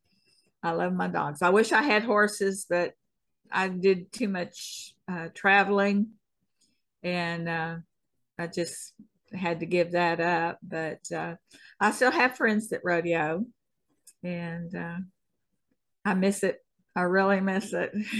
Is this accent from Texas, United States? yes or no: yes; Texas, United States; I'm a Texan